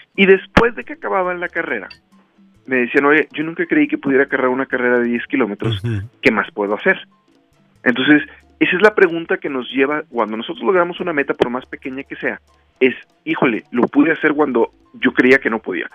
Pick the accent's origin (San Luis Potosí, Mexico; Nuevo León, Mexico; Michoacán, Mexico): San Luis Potosí, Mexico; Rioverde; en Río Verde, en mi ciudad natal